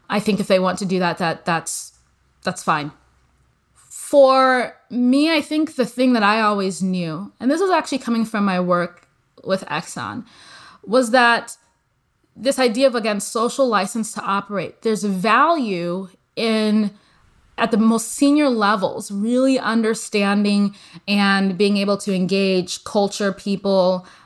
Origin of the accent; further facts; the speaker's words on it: Nigeria; also born or lived in United States; You know, I grew up partially in the US. So I'm a Nigerian American.